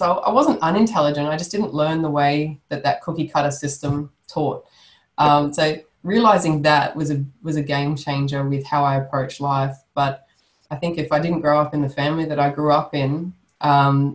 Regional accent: Sydney, New South Wales, Australia; moved away; I'm originally from Sydney, so I knew a lot of people down there, and they knew my family

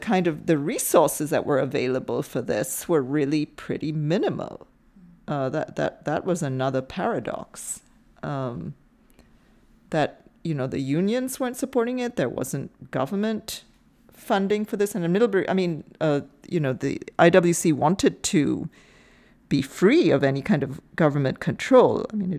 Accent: India; I mean, I happen to know, because I'm from India

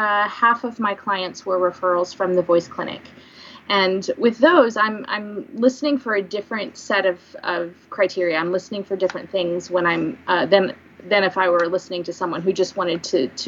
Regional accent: Springfield, United States; moved away as an adult; also born or lived in Kansas City; I am newly established back in Springfield, in my hometown

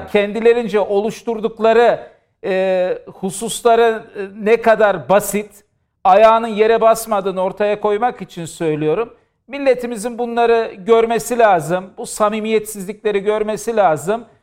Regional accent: Diyarbakır, Diyarbakır Province, Turkey; ben de Diyarbakırlıyım.

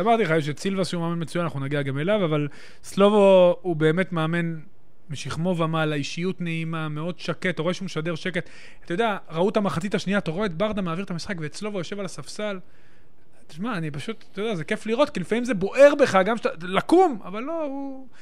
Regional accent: Netanya, Central District, Israel; גדלתי שם

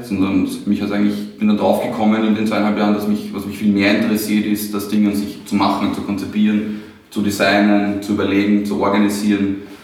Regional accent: Trumau, Lower Austria, Austria; also born or lived in Vienna; now in Mödling, Austria; Also bin 1984 geboren in Wien. Mhm. Ähm, aufgewachsen in Trumau

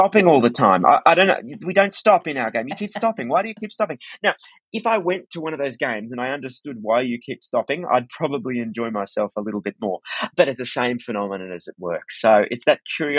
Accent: Australia; as an Australian

